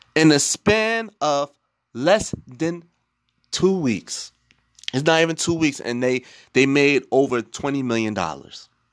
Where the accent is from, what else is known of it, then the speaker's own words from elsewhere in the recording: Newark, New Jersey, United States; I'm from Newark, New Jersey